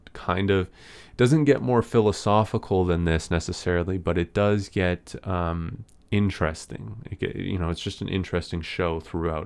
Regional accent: Canada; I'm from Canada

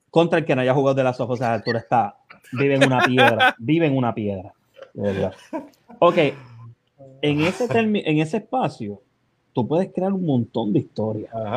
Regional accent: Puerto Rico; moved away; dónde llegué, que este es lo de Los Ángeles, Puerto Rico

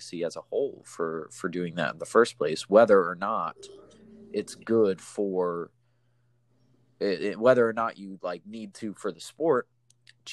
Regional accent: United States; as an American

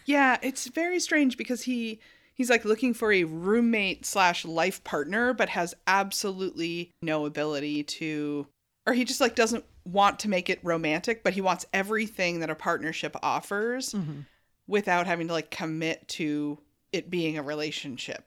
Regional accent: York, Maine, United States; now in South Berwick, United States; I grew up in York, like on Mountain Road, which is like borders South Berwick

